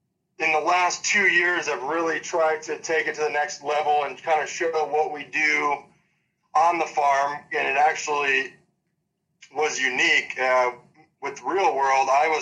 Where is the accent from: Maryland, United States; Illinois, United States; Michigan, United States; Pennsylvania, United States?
Illinois, United States; Monee; I'm actually from Moni, Illinois, yes.